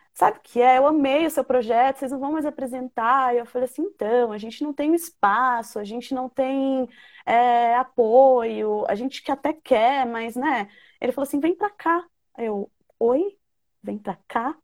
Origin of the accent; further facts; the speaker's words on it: Brazil; eu sou da Zona Norte